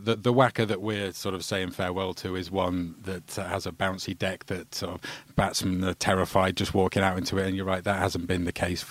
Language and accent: English; England, United Kingdom; as an Englishman